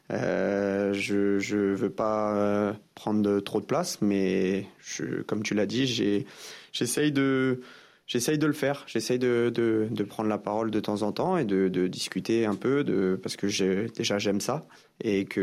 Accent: France; Bien sûr, je suis français. Euh, quand, euh, quand des choses comme ça se passent en France, on se sent tous concernés.

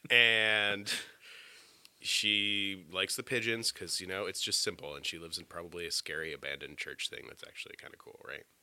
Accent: United States; now in outside Washington, D.C., United States; I grew up outside of New York

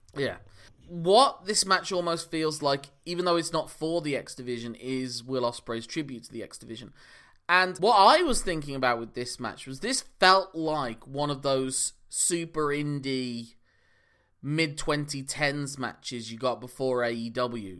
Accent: United Kingdom; also born or lived in Ireland; I'm British by way of Ireland.

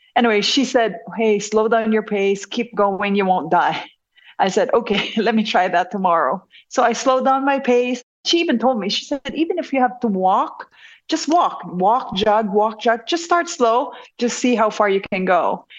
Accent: Bacolod, Western Visayas, Philippines; moved away as an adult; now in United States; I was born and raised in Negros Occidental, and I was in Bacolod for high school and college

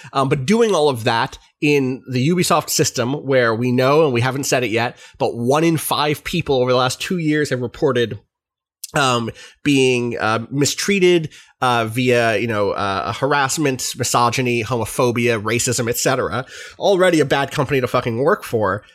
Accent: United States; as an American

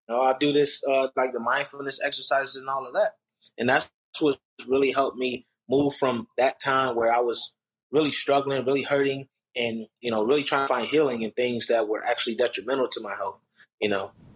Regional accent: Rochester, New York, United States; growing up in Rochester, New York

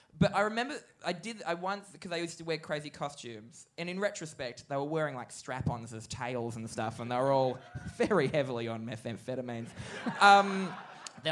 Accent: Newcastle, New South Wales, Australia; accent: Novocastrian; because I grew up in Newcastle, and it comes at, like, if I get a bit drunk, I become more Novocastrian.

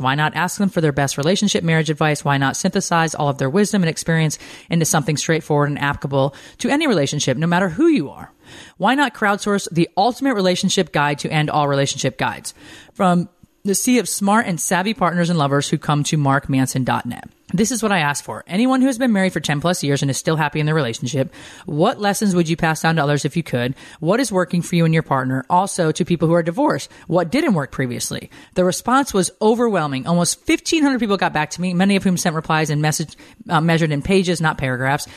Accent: Windsor Locks, Connecticut, United States; moved away; also born or lived in Montana; fly back to my hometown. We land literally in my hometown

